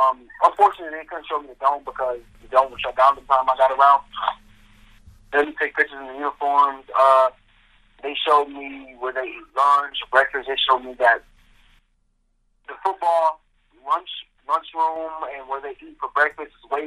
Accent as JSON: {"language": "English", "area": "near Syracuse", "region": "New York", "country": "United States", "tie": "born or raised there", "said": "This is my hometown"}